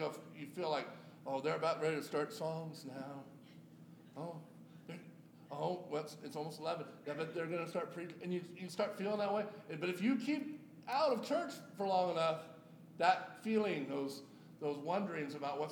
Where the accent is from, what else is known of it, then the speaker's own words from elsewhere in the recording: Yuba City, California, United States; my hometown of Yuba City, California